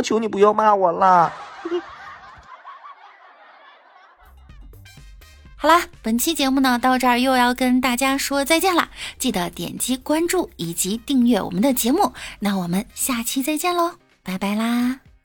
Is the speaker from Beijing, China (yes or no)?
yes; Beijing, China; 我是北京的，北京丰台的，丰台小屯儿的